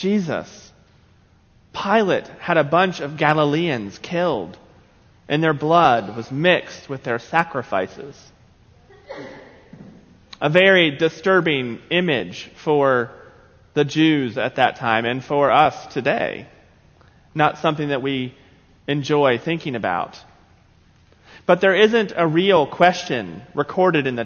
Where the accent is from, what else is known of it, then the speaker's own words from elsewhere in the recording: South Carolina, United States; growing up in South Carolina